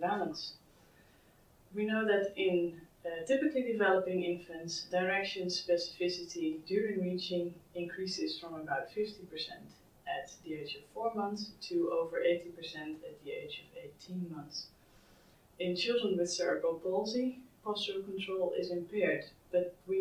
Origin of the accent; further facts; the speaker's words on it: Netherlands; I'm from the Netherlands.